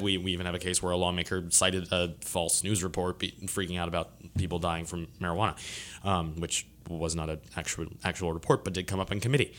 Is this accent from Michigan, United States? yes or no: no; Lancaster, Pennsylvania, United States; now in Baton Rouge, United States; I grew up in, uh, Lancaster, Pennsylvania